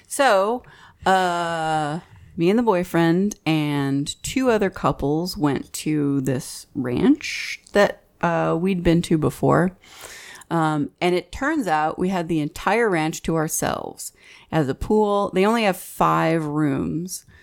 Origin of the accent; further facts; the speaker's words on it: Fort Worth, Texas, United States; We're from Fort Worth